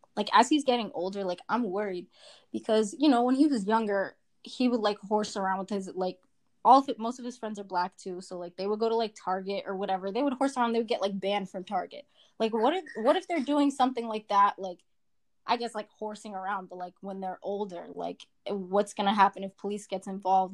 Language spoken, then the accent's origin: English; Quincy, Massachusetts, United States; I'm from Quincy and that's mostly Asian. My school's mostly Asian and I spent like my whole high school years